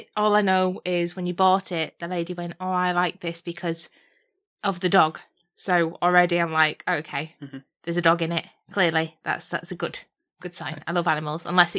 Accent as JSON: {"language": "English", "country": "United Kingdom", "said": "I like sarcasm. Yeah. I'm British."}